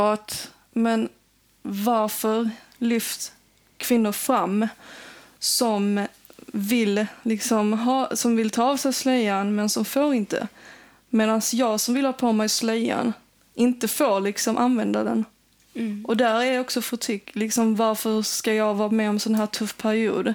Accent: Sweden; Jag växte upp här och det är ingen skillnad mellan mig och en svensk.

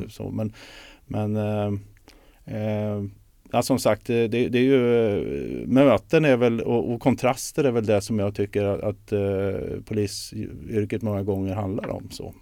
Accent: Sweden; Jag är ju född i Sverige

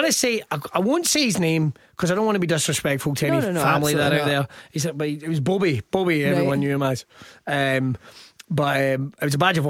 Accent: Troon, Scotland, United Kingdom; I was from Troon.

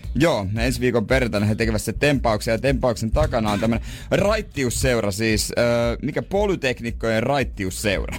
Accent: Ostrobothnia, Finland

